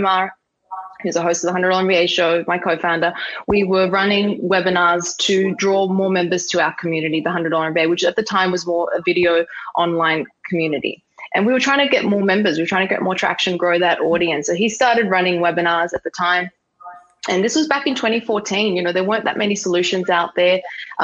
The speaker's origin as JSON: {"language": "English", "town": "Sydney", "region": "New South Wales", "country": "Australia", "tie": "born or raised there", "also_born_or_lived": "Dubai / New York", "moved": "as an adult", "said": "I had the choice to come home back to Australia. Sydney is my hometown."}